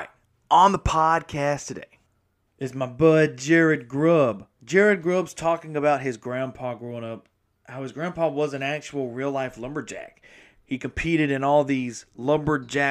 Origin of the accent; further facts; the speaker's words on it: Mississippi, United States; I am from Mississippi